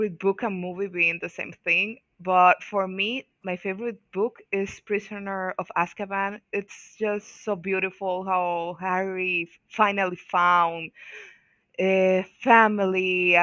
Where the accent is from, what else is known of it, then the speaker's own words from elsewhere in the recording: Dominican Republic; I'm from Dominican Republic, all the way in the Caribbean.